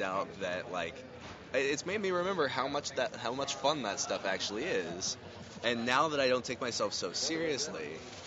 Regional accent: Fairbanks, Alaska, United States; moved away as an adult; my hometown of Fairbanks, Alaska, is colder and darker than Antarctica during that time

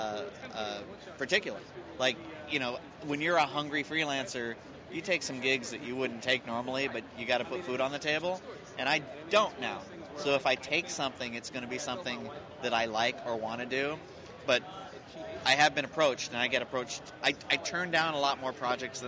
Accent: Northern California, United States; growing up in Northern California

